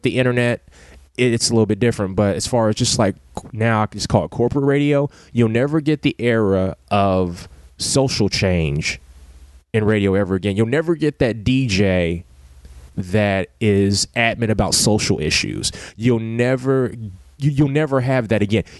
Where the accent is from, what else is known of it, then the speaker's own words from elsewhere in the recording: Ohio, United States; growing up in Ohio